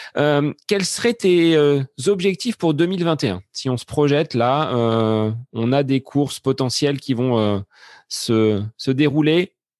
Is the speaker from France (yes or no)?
yes; Centre-Val de Loire, France; On est du Loiret tous les deux